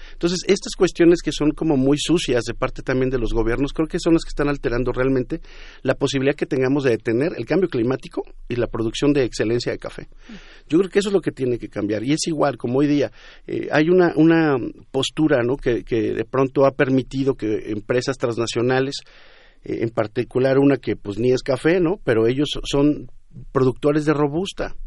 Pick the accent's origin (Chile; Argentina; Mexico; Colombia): Mexico; nosotros en México